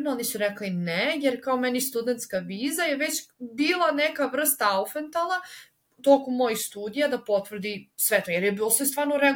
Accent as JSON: {"language": "Croatian", "country": "Serbia", "moved": "as an adult", "said": "ja sam iz Srbije"}